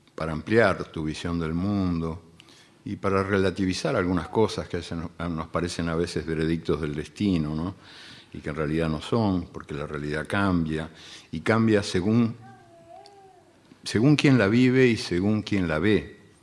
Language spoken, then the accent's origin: Spanish; Uruguay; also born or lived in Argentina; yo soy uruguayo y argentino también y bueno, y de muchos otros lugares